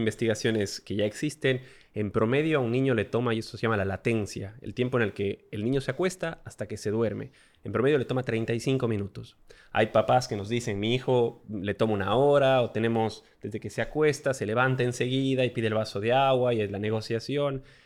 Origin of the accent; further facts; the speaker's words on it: Ecuador; moved away as an adult; also born or lived in Australia; Antes de eso vivíamos en Ecuador, somos ecuatorianos